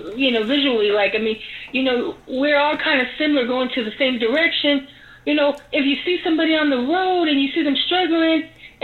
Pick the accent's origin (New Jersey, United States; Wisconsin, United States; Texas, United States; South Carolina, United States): Texas, United States; Dallas; I'm from Oak Cliff, too.